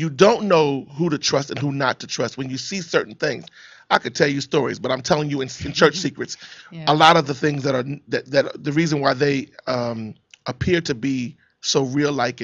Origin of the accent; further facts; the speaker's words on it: Philadelphia, Pennsylvania, United States; now in Los Angeles, United States; I'm from Philadelphia